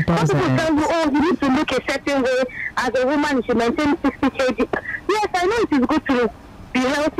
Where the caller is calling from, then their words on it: Magodo, Lagos, Nigeria; I'm calling from Magodo.